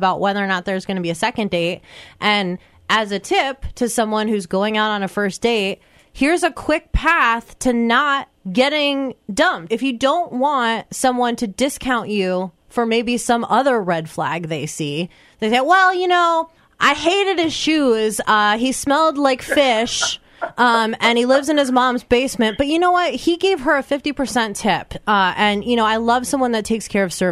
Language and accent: English; Iowa, United States; We Iowans are now known as a people who bring pigs on our first dates